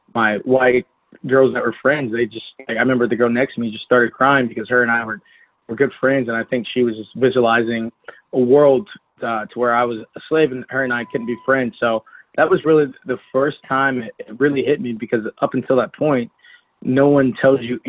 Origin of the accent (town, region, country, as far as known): Nolensville, Tennessee, United States; born or raised there; also born or lived in Detroit, Michigan